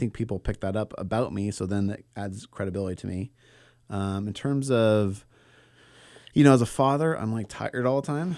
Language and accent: English; Bay Area, California, United States; I grew up in the Bay Area in, like, a predominantly white suburb